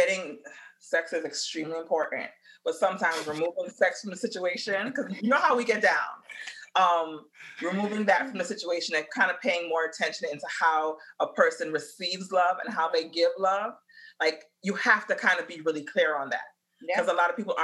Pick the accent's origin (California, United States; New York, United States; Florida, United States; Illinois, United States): New York, United States; New York City; I'm from the Bronx